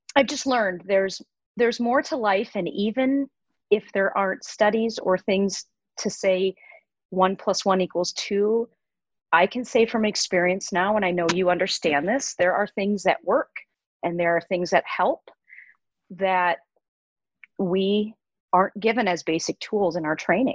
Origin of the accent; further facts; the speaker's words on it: Midwest, United States; moved away as an adult; also born or lived in Minnesota / Colorado; I was born and raised in the Midwest and um, followed my path and went to veterinary school at the University of Minnesota. So, born and raised here.